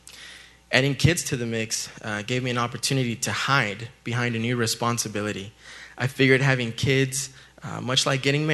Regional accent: El Paso, Texas, United States; I was born in El Paso, Texas

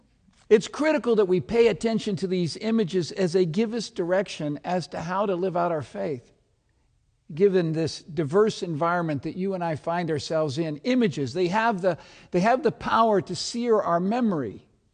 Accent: Seattle, Washington, United States; I'm from Seattle, so you can imagine what also goes on in the heart and mind of a football fan this time of day.

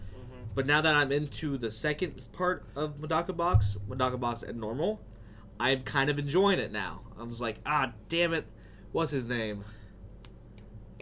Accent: United States; we're American

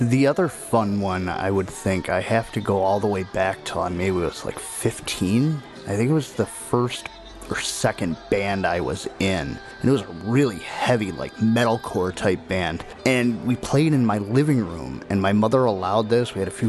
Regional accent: Niagara Falls, New York, United States; I'm from Niagara Falls, New York.

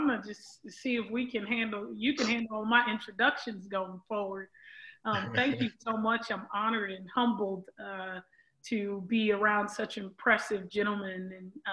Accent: Los Angeles, California, United States; growing up in South Central LA with the guys

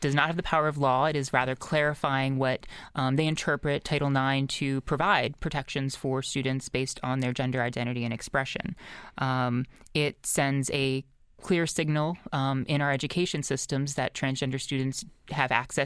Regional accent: Lower Merion, Pennsylvania, United States; My hometown of Lower Marion

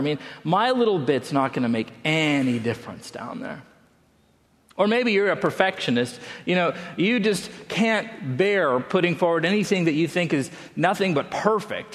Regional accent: Salt Lake City, Utah, United States; moved away; also born or lived in Colorado Springs, Colorado; I grew up in Salt Lake City, Utah

